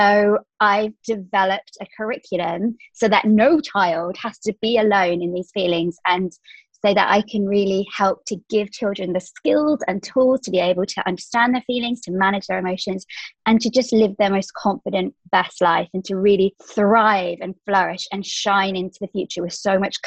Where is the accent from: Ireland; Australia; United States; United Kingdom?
United Kingdom; England; moved away as an adult; now in Dubai, United Arab Emirates; I currently live in Dubai. So I'm from England, but I've been here 5 years now.